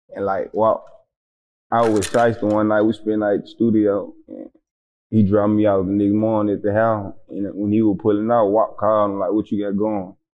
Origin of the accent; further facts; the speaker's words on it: Memphis, Tennessee, United States; moved away as an adult; now in Atlanta, United States; South Memphis. On my side, I'm from South Memphis.